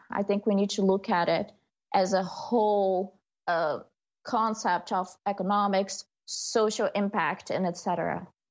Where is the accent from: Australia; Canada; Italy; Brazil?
Brazil; moved away; my hometown, Brazil